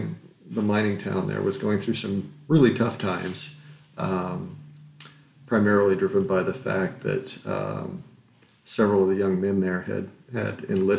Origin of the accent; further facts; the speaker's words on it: Morenci, Arizona, United States; moved away as an adult; also born or lived in Utah; I was born in Morenci, Arizona in 1969. Morenci is a small town in southeastern Arizona. It's a mining town. And my parents were